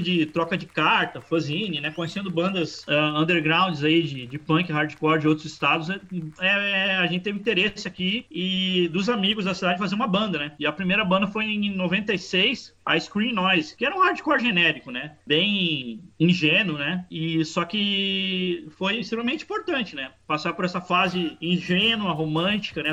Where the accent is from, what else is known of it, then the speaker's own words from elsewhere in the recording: Santo Antônio da Patrulha, Rio Grande do Sul, Brazil; eu sou do interior do Rio Grande do Sul, né? Uma cidade chamada Santo Antônio da Patrulha